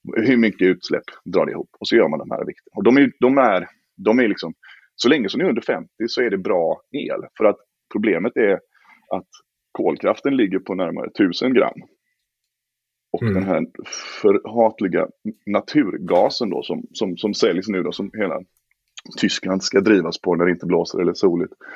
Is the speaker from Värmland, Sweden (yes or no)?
no; Gothenburg, Västra Götaland, Sweden; moved away; jag är en trebarnsfar från Göteborg och bor nu i Göteborg igen efter många turer runt om